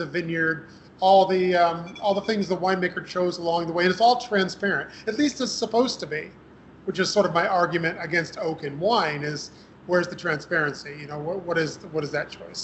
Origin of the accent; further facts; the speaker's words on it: Western New York, United States; a local school where I grew up in Western New York